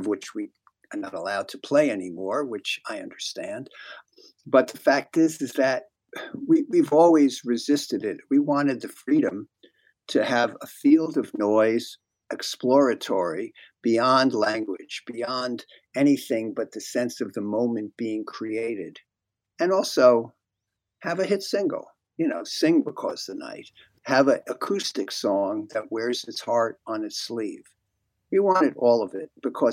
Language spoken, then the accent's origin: English; New Brunswick, New Jersey, United States; I grew up in New Brunswick, New Jersey at that time